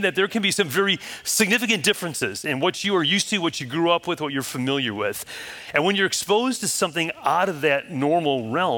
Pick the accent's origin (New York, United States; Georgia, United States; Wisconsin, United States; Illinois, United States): Illinois, United States; Chicago; now in Florida, United States; I grew up in Chicago, and literally coming to Florida 20 years ago was like, whoa, culture shock